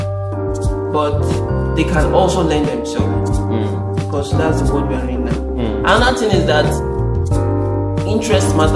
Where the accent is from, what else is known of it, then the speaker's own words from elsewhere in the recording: Ede, Osun, Nigeria; the part I'm from Osun State. Ede